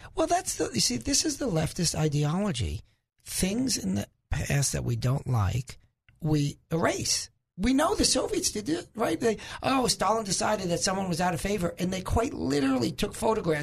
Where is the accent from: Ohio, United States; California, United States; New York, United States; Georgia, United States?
New York, United States; moved away as an adult; I'm originally from New York, right, Zach? Zach, you can't tell where I'm from, isn't that right? So, uh, I'm originally from, from New York